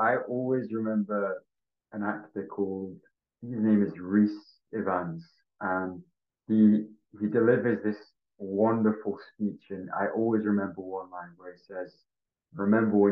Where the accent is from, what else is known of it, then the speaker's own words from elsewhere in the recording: Wales, United Kingdom; moved away; also born or lived in Bari, Italy; I was born and raised in Wales